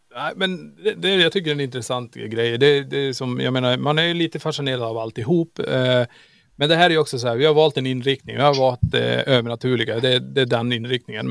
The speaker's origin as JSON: {"language": "Swedish", "town": "Kiruna", "region": "Norrbotten County", "country": "Sweden", "tie": "born or raised there", "said": "vi är ju från Kiruna. Vi är uppvuxen"}